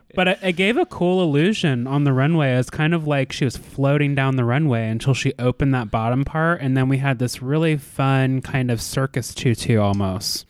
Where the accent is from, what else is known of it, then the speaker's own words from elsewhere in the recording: United States; American viewers, like myself